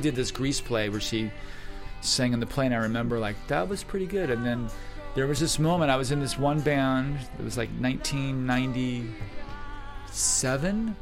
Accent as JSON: {"language": "English", "region": "Florida", "country": "United States", "tie": "born or raised there", "said": "I grew up in Florida"}